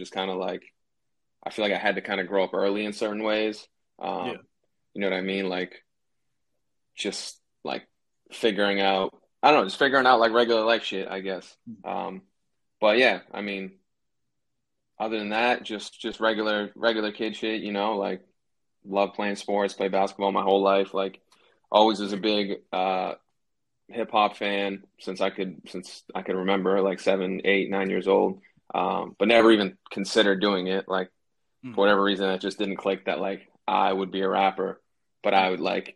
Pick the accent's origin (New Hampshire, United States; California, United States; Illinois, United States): New Hampshire, United States; moved away as an adult; also born or lived in Boston, Massachusetts; now in Los Angeles, United States; I was born in Boston, but I grew up like 40 minutes north, which is New Hampshire, like New Hampshire, Massachusetts borderline